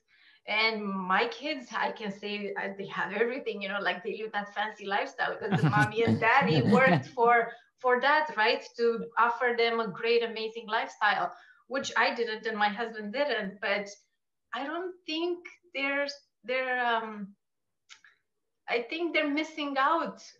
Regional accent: Romania; moved away as an adult; now in Canada; So I'm Romanian. Okay. And I grew up in Romania. I came to Canada when I was 18

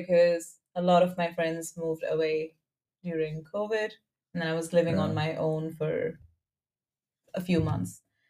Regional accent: India; moved away as an adult; now in Denmark; I'm from India and I have been living here for 5 years.

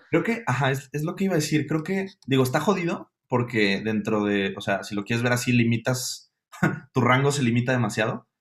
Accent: Mexico City, Mexico; siendo un capitalino

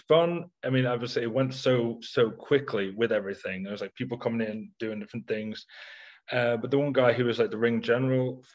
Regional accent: Isle of Man; moved away; in my hometown on the Isle of Man

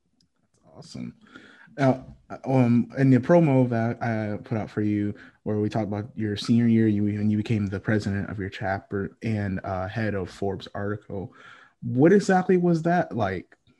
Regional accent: Fayetteville, North Carolina, United States; also born or lived in Connecticut; I was born in Connecticut and lived there till I was 12 and then been North Carolina ever since and I'm still here now, repping for Fayetteville

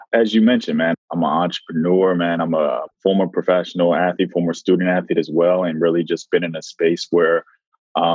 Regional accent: Washington, District of Columbia, United States; growing up in Washington, D.C.

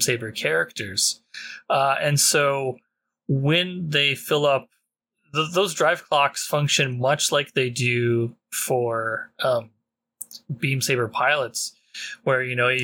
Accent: Canada; being Canadian.

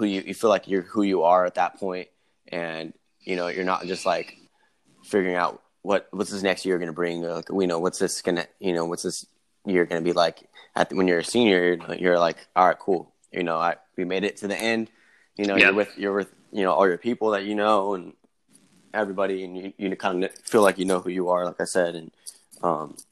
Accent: Merced, California, United States; growing up in Merced and having that small town vibe

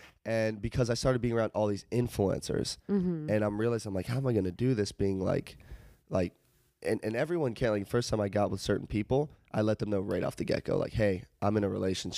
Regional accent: Charlotte, North Carolina, United States; moved away

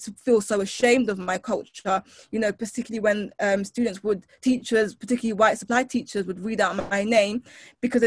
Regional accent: London, United Kingdom; I grew up in Brixton, of Yoruba

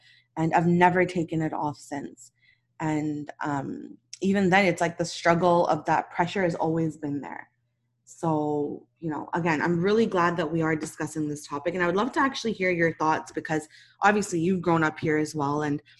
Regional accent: Pakistan; I'm Pakistani and I'm married to a Nigerian.

